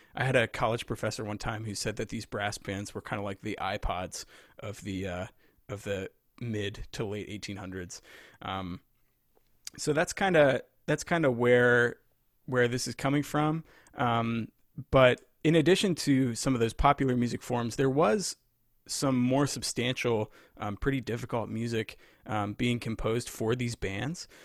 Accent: Lebanon, Pennsylvania, United States; moved away as an adult; also born or lived in Rochester; now in Virginia, United States; I grew up in Pennsylvania

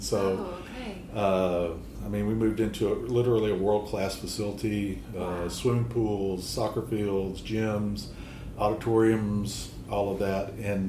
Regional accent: Memphis, Tennessee, United States; moved away as an adult; also born or lived in Mississippi; now in Louisiana, United States; I grew up in the Memphis area.

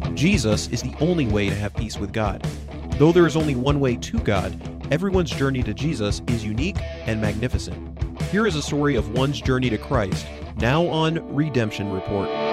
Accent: Colorado, United States; now in Kentucky, United States; growing up in Colorado

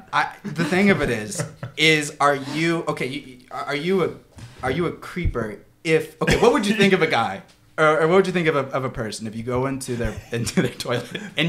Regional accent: Kentucky, United States; I'm from Kentucky, and it's a Christian state.

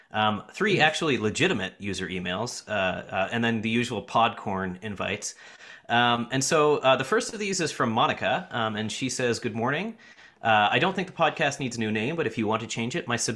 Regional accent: New Brunswick, Canada; now in San Francisco, United States; I was born and raised near the Belleisle Bay, now transplanted to the San Francisco area.

